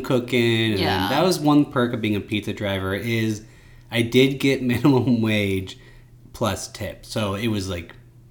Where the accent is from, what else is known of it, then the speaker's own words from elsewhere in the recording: United States; I'm an American.